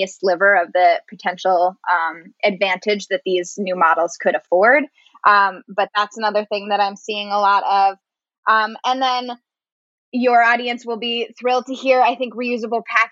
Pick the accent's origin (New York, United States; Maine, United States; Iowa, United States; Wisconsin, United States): Maine, United States; my home state, Maine